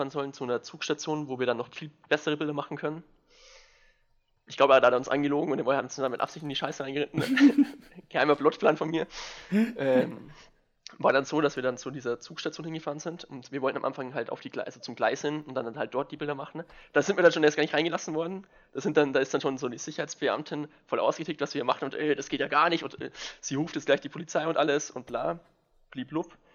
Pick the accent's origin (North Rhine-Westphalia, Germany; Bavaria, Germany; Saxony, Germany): Bavaria, Germany; Ich bin aus Niederbayern, nicht aus der Oberpfalz.